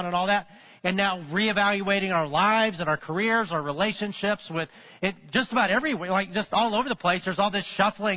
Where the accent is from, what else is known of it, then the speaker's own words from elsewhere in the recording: Alabama, United States; I grew up in Alabama